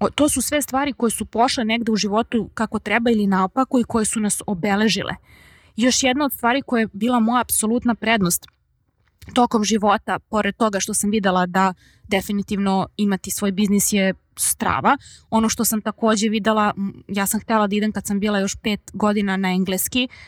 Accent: Serbia; sam odrasla u Srbiji što pričam srpski jezik i što razumem hrvatski jezik, crnogorski, bosanski, slovenački, makedonski. Sad sam učila i mađarski prošle godine

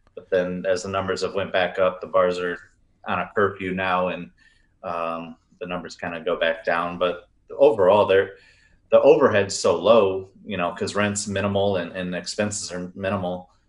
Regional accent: Riverview, Michigan, United States; now in Texas, United States; we grew up in Riverview

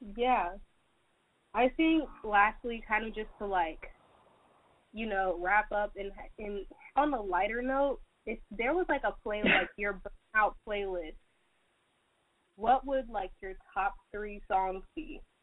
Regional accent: Atlanta, Georgia, United States; I'm from Atlanta, Georgia

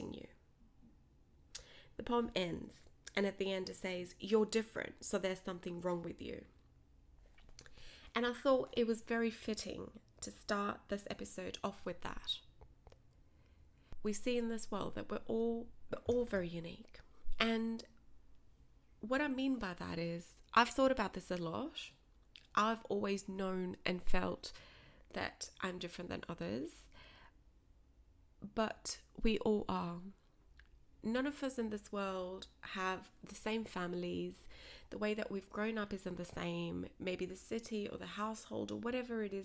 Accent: Australia; also born or lived in Punjab, India; I was born in Punjab, raised in Australia, in a traditional Punjabi Sikh family.

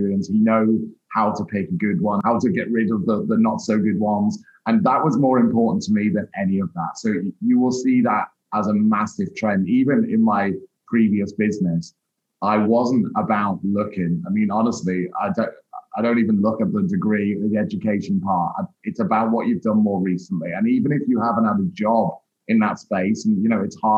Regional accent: Liverpool, North West England, United Kingdom; moved away as an adult; also born or lived in London; I trained up in Merseyside, where I grew up in the Northwest

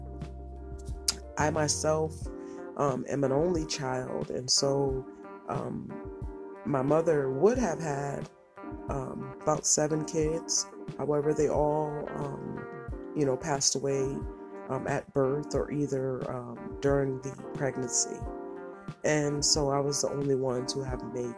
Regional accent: Connecticut, United States; I was raised in the projects. I was raised in Connecticut

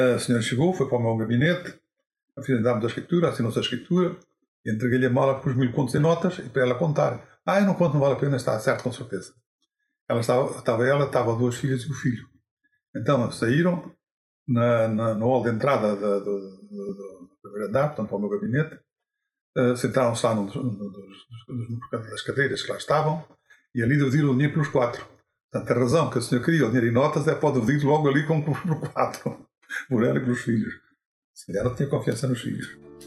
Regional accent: Alqueidão, Portugal; nasci no Alcaidão a 13 de novembro de 1923

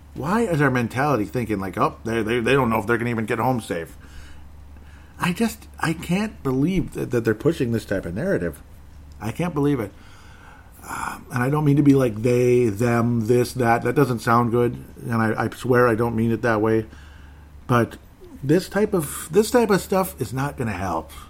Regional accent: Golden Valley, Minnesota, United States; I'm from Golden Valley, Minnesota

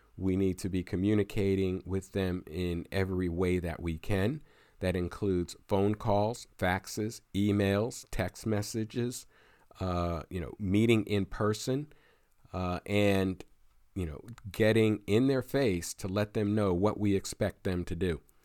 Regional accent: Pennsylvania, United States; my home state of Pennsylvania

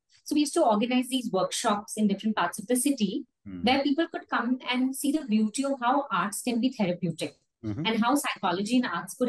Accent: India; also born or lived in Kolkata / Delhi; As a child, I was brought up in many states of India. I was born in Kolkata. Mm-hmm. My education was in Delhi.

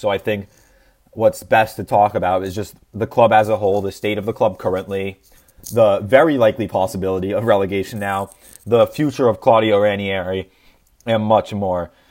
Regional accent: United States; as an American

